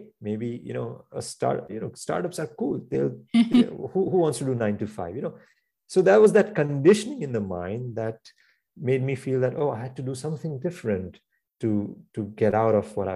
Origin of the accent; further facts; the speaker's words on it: India; now in New York, United States; I grew up in India